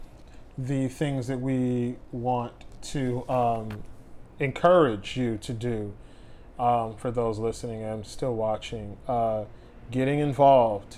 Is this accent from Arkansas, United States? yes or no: no; Los Angeles, California, United States; I'm from South LA.